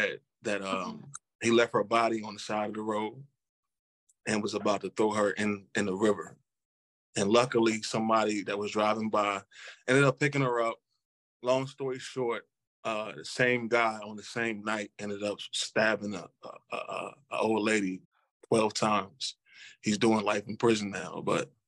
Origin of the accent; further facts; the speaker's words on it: Culpeper, Virginia, United States; also born or lived in Charlottesville, Virginia; I was born in Charlottesville, and I was raised in Culpeper, Virginia. I moved from Charlottesville to Culpeper at the age of 7.